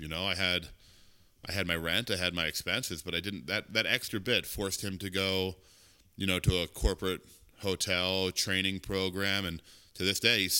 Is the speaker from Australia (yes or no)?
no; Philadelphia, Pennsylvania, United States; moved away; also born or lived in Steamboat Springs, Colorado; I grew up in Philadelphia.